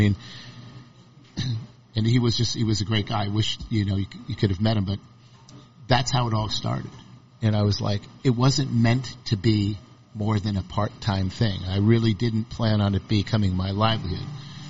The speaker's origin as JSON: {"language": "English", "region": "Northeast", "country": "United States", "tie": "born or raised there", "said": "I did not want to try to imprint my culture from growing up in the Northeast on here."}